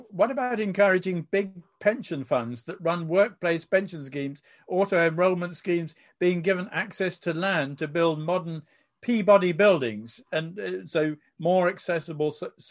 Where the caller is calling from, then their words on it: Berlin, Germany; I'm watching from Berlin, where a rent control has just been introduced to try and control design by greed.